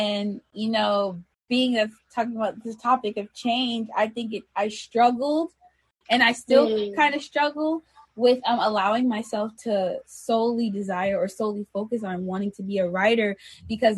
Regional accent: New York City, New York, United States; I'm from there too

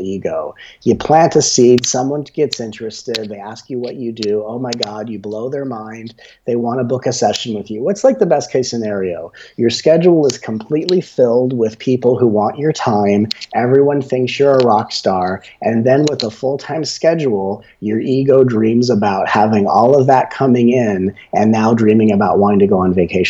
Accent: Los Angeles, California, United States; when I grew up in Los Angeles, where I was a child actor

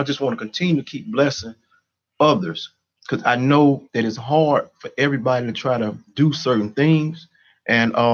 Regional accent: Chicago, Illinois, United States; I grew up in Stateway Gardens

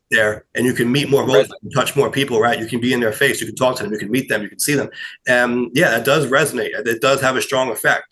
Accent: New York, United States; I'm a New Yorker

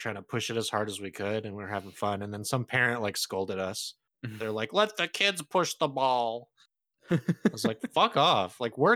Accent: Santa Clarita, California, United States; Daniel and I, we grew up in Santa Clarita

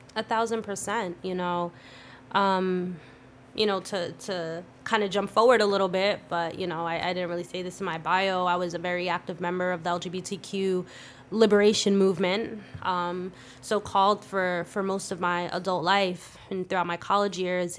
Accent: Palisades Park, New Jersey, United States; also born or lived in Clifton, New Jersey / Passaic, New Jersey / Paterson, New Jersey; I say I'm from Palisades Park 'cause that's where I graduated and spent most of my, my school years and all

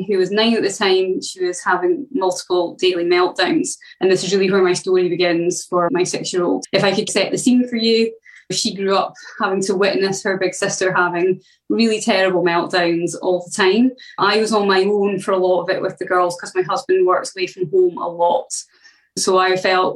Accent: Scotland, United Kingdom; I come from Scotland.

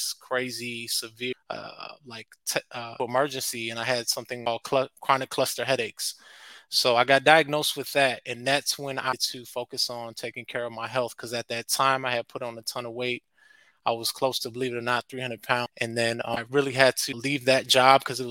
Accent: Chicago, Illinois, United States; also born or lived in California; I was born in California, but I grew up here in Chicago, the beautiful Windy City

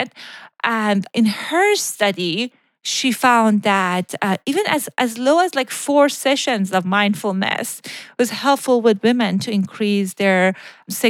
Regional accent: Iran; moved away; when I was growing up in Iran

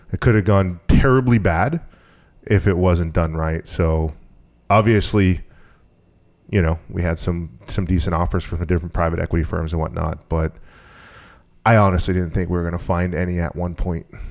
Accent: Maine, United States; also born or lived in Massachusetts; I've been here since I was eight years old

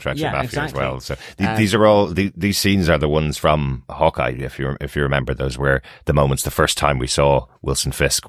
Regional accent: Ireland; Since we're Irish

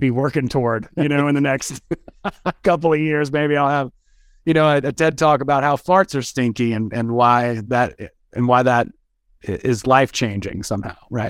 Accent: West Georgia, United States; also born or lived in Athens, Georgia; I'm from the South. I'm from, like, West Georgia, you know, kind of a redneck

